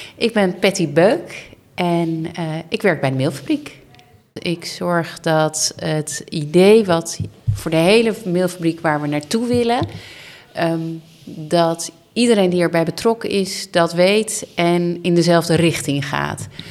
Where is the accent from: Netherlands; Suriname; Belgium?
Netherlands; Leiden, South Holland; Ik eh, ben geboren en getogen in Leiden